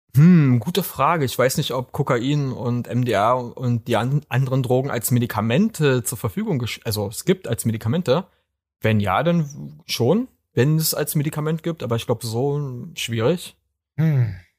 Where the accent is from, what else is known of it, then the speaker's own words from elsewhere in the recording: Berlin, Germany; bei uns in Berlin